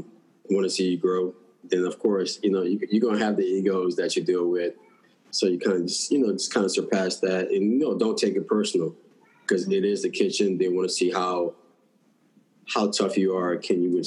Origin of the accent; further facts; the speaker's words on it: New Orleans, Louisiana, United States; I grew up in New Orleans, so I have that New Orleans Cajun Creole background